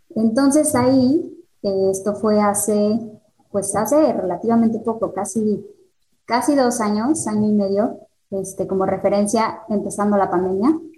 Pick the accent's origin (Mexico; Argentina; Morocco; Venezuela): Mexico; Mexico City; moved away as an adult; now in Querétaro, Mexico; Yo soy de la Ciudad de México, pero me vengo a vivir a Querétaro por el trabajo de mi esposo